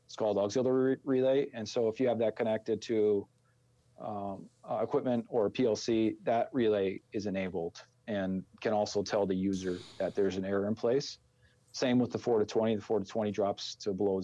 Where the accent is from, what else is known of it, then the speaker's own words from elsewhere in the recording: Minnesota, United States; accent: Minnesota; our ridiculous Minnesota accent